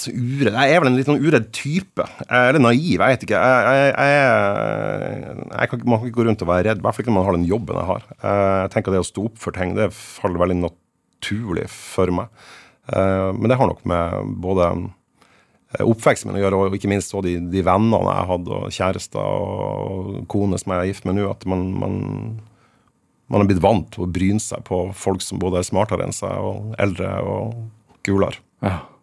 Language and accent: Norwegian; Fauske, Nordland, Norway; moved away as an adult; now in Tromsø, Norway; jeg er født og på Fauske. Jeg bodde der til jeg var ferdig med, med videregående.